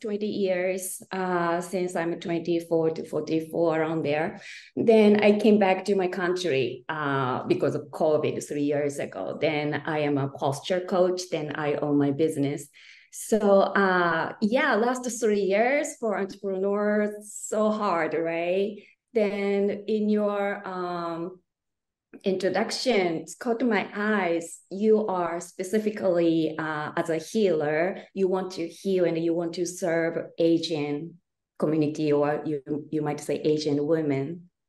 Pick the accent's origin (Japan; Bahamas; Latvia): Japan; Kyoto; moved away as an adult; also born or lived in United States; I'm originally from Kyoto, Japan. And now I'm joining from Japan. It's 10:20 a.m. And I live in U.S. 20 years, since I'm 24 to 44 around there.